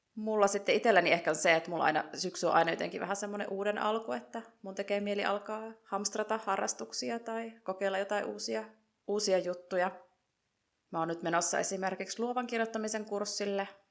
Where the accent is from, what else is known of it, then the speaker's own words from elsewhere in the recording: Joensuu, North Karelia, Finland; now in Madrid, Spain; mä oon 36-vuotias ja Joensuusta alun perin lähtöisin